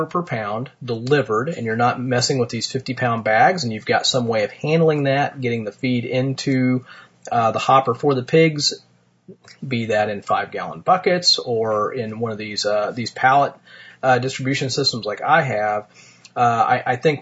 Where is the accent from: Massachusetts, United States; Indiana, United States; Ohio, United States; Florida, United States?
Indiana, United States; Martinsville; my hometown of Martinsville, Indiana.